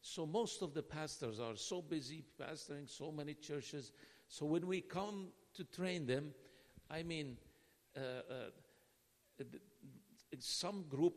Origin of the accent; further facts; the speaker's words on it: Nazareth, Northern District, Israel; I'm from Nazareth